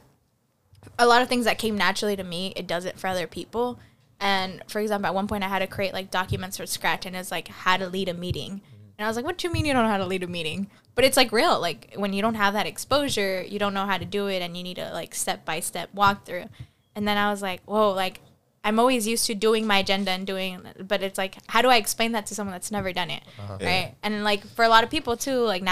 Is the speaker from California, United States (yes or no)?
yes; California, United States; I'm from California.